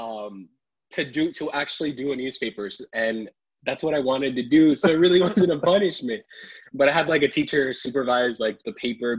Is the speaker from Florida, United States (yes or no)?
yes; Apopka, Florida, United States; also born or lived in Pennsylvania; I was born in Pennsylvania, raised in Apopka here in Florida